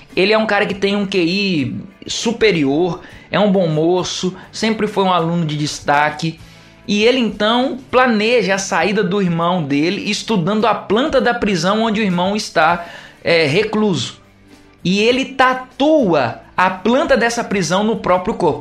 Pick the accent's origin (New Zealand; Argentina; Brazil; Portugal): Brazil; Minas Gerais; now in Altamira, Brazil; a galera de Minas Gerais que é ali da minha da minha terrinha